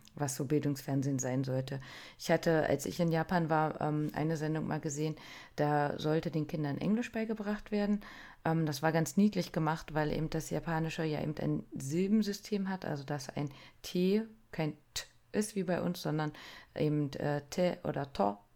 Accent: Germany; wir als Deutsche

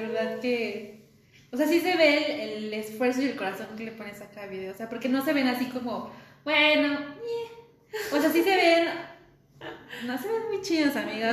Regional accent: State of Mexico, Mexico; yo soy del Estado de México

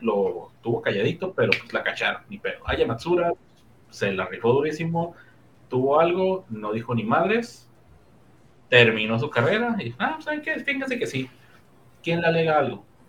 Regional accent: Mexico; aquí en México

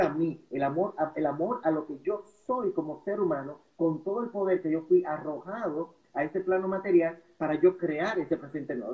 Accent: La Vega, Dominican Republic; Yo vengo de La Vega, de la República Dominicana

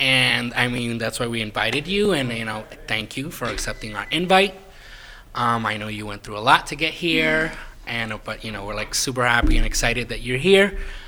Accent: New York City, New York, United States; I was born and raised in the Bronx.

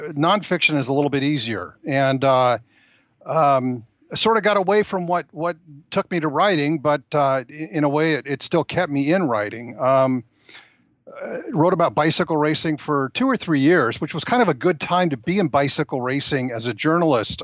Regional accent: Rancho Cucamonga, California, United States; I'm a native Californian

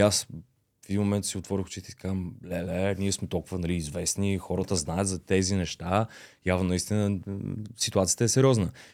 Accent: Varna, Varna Province, Bulgaria; moved away as an adult; also born or lived in Beloslav / Russia; now in Sofia, Bulgaria; Аз съм си от Варна, а, бил съм в детско-юношкия театър, след като се прибрахме нали, от Русия

